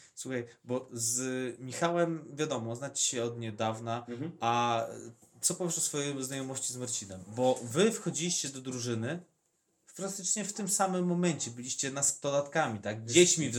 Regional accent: Podlaskie Voivodeship, Poland; u nas na Podlasiu

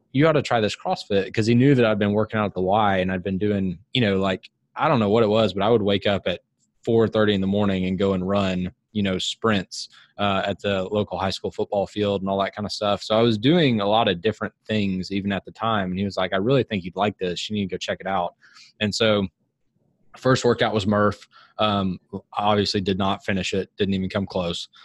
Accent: Huntsville, Alabama, United States; now in Birmingham, United States; I grew up in Huntsville

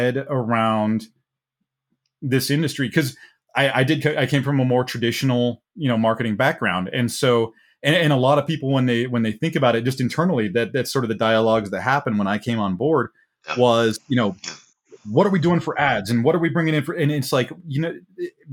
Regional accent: New Meadows, Idaho, United States; My hometown has about 500 people, New Meadows, yeah. Idaho, if you want to look that one up. Terrific place to grow up

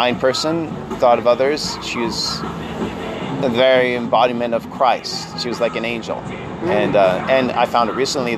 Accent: Kamloops, British Columbia, Canada; also born or lived in Vancouver / Germany; I grew up at Kamloops in BC. It's in the interior of BC

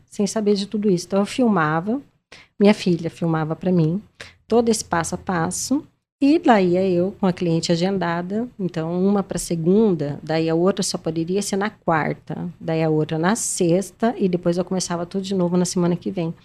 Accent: Maringá, Paraná, Brazil; eu sou de Maringá

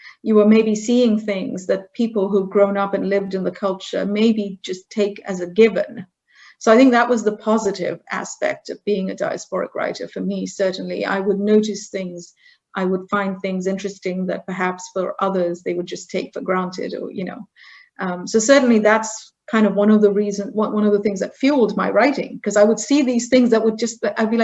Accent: India; moved away as an adult; also born or lived in United Kingdom / Germany / Scotland / Silicon Valley; now in United States; So I grew up in India. I left India at the age of 18.

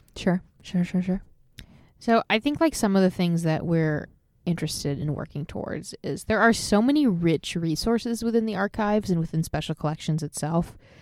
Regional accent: Illinois, United States; moved away as an adult; now in Seattle, United States; I am a 27 year old transplant in Seattle. I grew up in Illinois

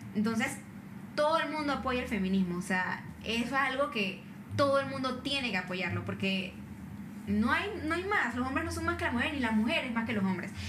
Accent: Panama; ¿de dónde eres? Y yo dije, no, de Panamá

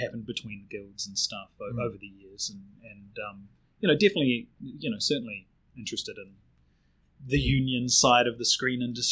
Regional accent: Auckland, New Zealand; accent: Kiwi; moved away as an adult; now in Wellington, New Zealand; I grew up in Glenfield, which is deep in the bowels of the North Shore

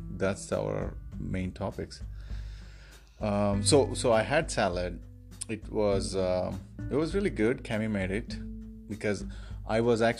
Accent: India; moved away as an adult; now in Cleveland, United States; I'm a software engineer in Cleveland. I'm from India, and I've been living in Cleveland for 10 years.

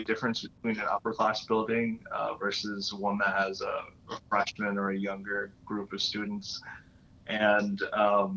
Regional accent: Florida, United States; moved away; also born or lived in New York; I grew up in Florida

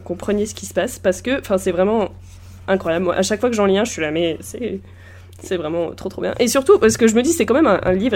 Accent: Normandy, France; je viens de Normandie, donc évidemment le Mont-Saint-Michel est chez moi

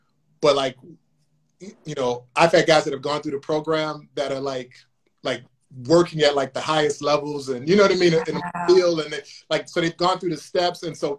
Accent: Chicago, Illinois, United States; I'm from Chicago, you know this, but I'm from Chicago

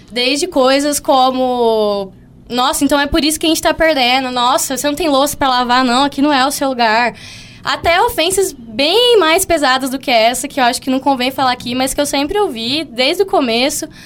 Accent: São Paulo, Brazil; now in Mato Grosso do Sul, Brazil; É, aqui, eu sou do estado de São Paulo, né?

